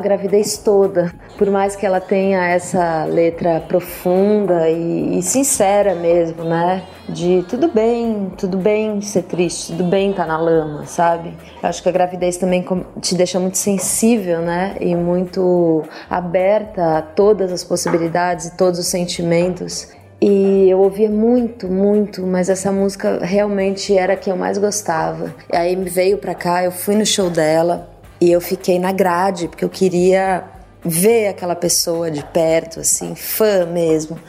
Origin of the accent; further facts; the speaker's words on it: Brazil; Eu sou muito brasileira, sou uma cantora muito brasileira